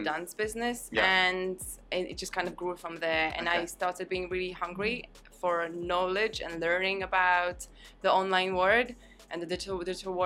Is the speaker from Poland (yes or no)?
yes; Poland; moved away as an adult; also born or lived in London, United Kingdom; now in Dubai, United Arab Emirates; I'm originally from Poland, and yeah. I grew up there, and then I moved to London when I was 18